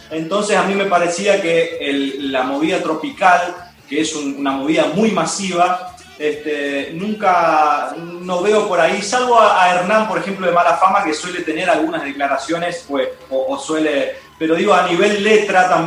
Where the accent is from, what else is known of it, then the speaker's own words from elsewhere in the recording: San Tomé, Corrientes, Argentina; now in Buenos Aires, Argentina; yo soy de San Tomé Corrientes, sobre la costa del ah, río Uruguay. Vivo en Buenos Aires ya hace 16